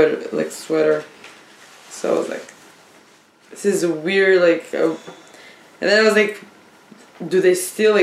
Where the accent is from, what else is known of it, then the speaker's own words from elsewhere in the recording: Israel; English is a second language; moved away; Call me Israeli, I'm proud. Then I love my accent